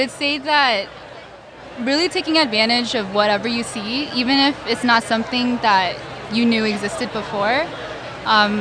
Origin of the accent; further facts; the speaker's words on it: Daly City, California, United States; I'm from Daly City, California, which is near San Francisco